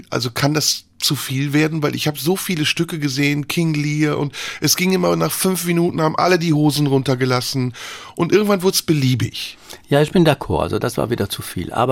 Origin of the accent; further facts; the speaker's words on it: France; German is a second language; ich bin Französin, also ich esse alles